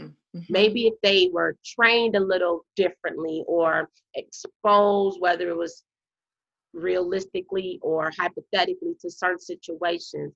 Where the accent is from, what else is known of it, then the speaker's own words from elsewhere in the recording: Illinois, United States; moved away as an adult; also born or lived in Addison, Texas; now in Texas, United States; I'm from Illinois in Texas.